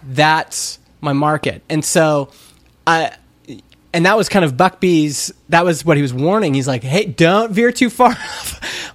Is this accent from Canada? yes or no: yes; Canada; I'm Canadian.